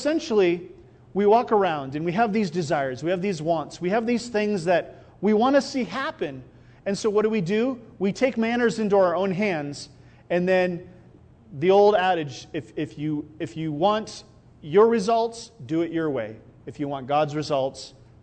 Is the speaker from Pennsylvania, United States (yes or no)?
no; Iowa, United States; also born or lived in Albuquerque; now in Rio Rancho, United States; I grew up in Iowa